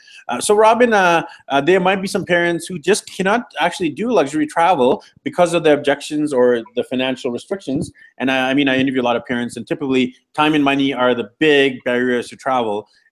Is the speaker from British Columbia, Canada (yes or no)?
yes; Vancouver, British Columbia, Canada; So I'm from Vancouver, BC, Canada. I'm used to having a stable, strong Wi-Fi connection.